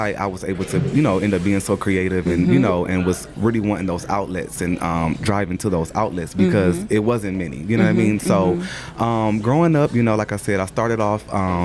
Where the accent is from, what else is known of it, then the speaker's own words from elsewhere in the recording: Toledo, Ohio, United States; moved away as an adult; now in Atlanta, United States; Born and raised from Toledo, Ohio